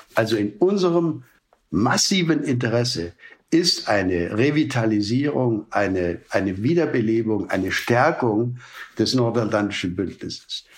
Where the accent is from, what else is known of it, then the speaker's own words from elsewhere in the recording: Germany; als Europäer, auch als Deutsche